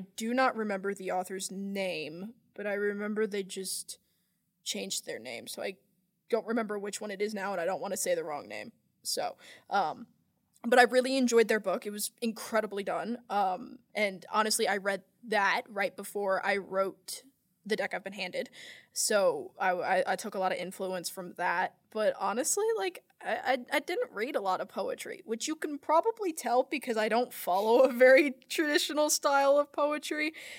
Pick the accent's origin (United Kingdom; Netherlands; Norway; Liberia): United Kingdom; England; I'm English.